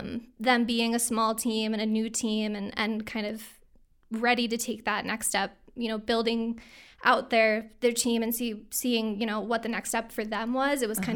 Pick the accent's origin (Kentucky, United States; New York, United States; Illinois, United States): New York, United States; now in Glens Falls, United States; So I grew up in the Capital Region just outside of Schenectady. And I actually spent my summers up in Lake George.